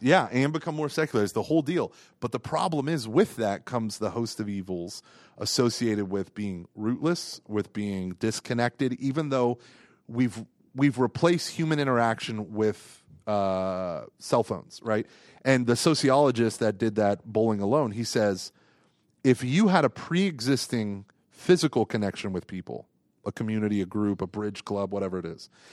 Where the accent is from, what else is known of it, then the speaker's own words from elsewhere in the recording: Tulsa area, Oklahoma, United States; I love my other churches that were in my hometown